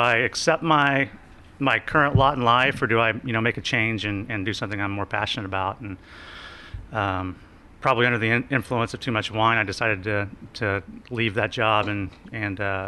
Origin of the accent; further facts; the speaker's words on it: Riverton, Kansas, United States; moved away; growing up in Riverton, Kansas, you know, the one stoplight town